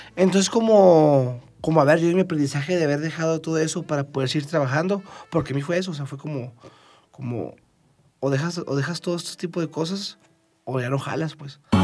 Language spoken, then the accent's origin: Spanish; Chihuahua, Mexico; now in Mexico City, Mexico; yo soy de Chihuahua